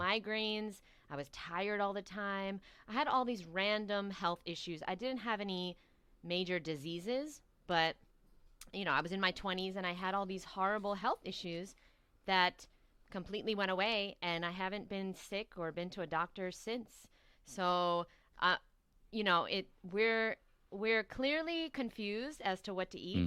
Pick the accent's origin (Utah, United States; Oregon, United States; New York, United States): New York, United States; New York City; moved away as an adult; now in Miami, United States; So I'm born and raised in New York